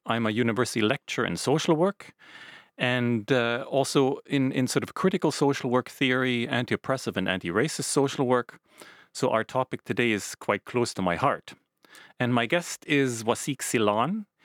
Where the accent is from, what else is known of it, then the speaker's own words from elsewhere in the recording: Canada; now in Finland; I grew up in Canada, quite close to uh, native peoples, indigenous peoples' reservations.